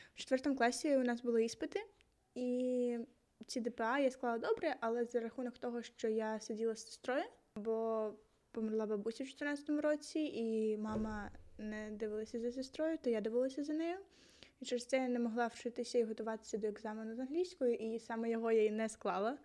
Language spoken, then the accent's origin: Ukrainian; Zaporizhzhia, Zaporizhzhia Oblast, Ukraine; Я з Запоріжжя, якщо вам цікаво, я з бабурки жила там 12 років